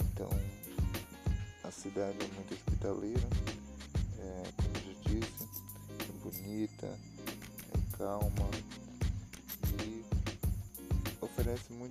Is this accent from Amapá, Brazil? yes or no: yes; Macapá, Amapá, Brazil; E em setembro eu mudei para cidade. Vim de Macapá para cá, é, é bem longe, bem longe meio país de distância, mais de mil quilômetros.